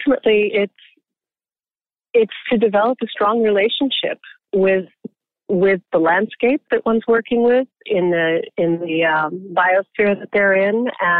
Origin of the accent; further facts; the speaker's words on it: Colorado, United States; now in Napa Valley, United States; I grew up in Colorado. I grew up in the ranching community